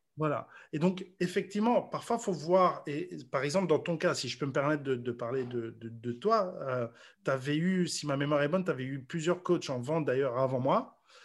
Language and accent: French; Mons, Wallonia, Belgium; moved away as an adult; also born or lived in Brussels, Belgium; now in Paris, France; moi je suis natif de Mons